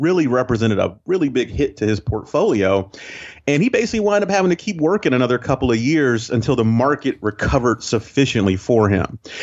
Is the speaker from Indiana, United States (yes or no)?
no; Northeast Ohio, United States; moved away as an adult; now in Saint Simons Island, United States; I grew up actually in Ohio, um, uh, Northeast Ohio, and went to school in, in Cleveland